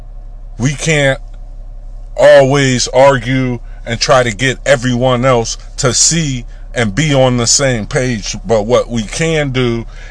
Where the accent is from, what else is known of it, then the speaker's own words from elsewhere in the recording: United States; We are black American people